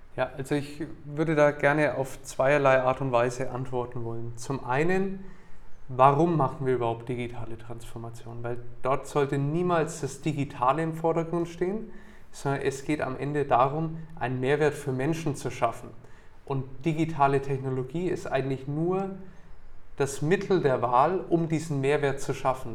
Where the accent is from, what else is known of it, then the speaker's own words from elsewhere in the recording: Nuremberg, Bavaria, Germany; also born or lived in Bamberg / United States; ich bin in Nürnberg geboren und aufgewachsen